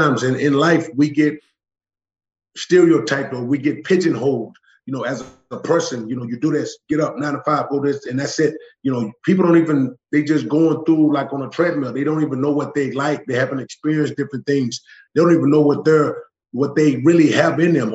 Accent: Charlotte, North Carolina, United States; moved away; I grew up in West Charlotte, and it was always barriers put up

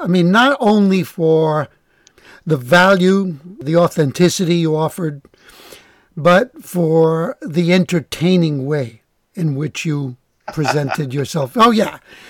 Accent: New York, United States; I'm Italian, but when I grew up in New York, everyone thought I was a Jewish intellectual.

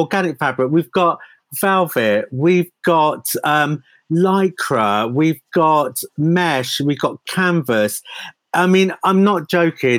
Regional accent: United Kingdom; also born or lived in New York; being a British designer and being in the UK

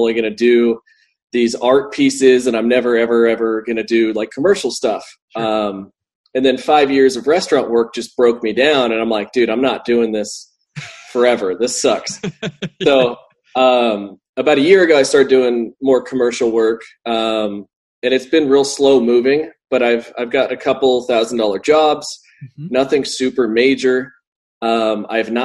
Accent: Hawaii, United States; moved away as an adult; also born or lived in Santa Barbara; now in Los Angeles, United States; Born and raised in Hawaii

